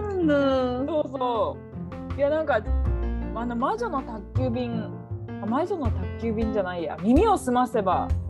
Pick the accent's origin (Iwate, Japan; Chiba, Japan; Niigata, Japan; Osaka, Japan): Niigata, Japan; ずっと私は新潟だからさ